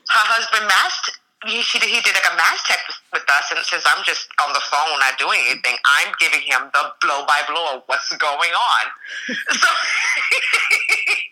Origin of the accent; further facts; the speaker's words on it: New York, United States; moved away as an adult; I grew up, I was born and raised in New York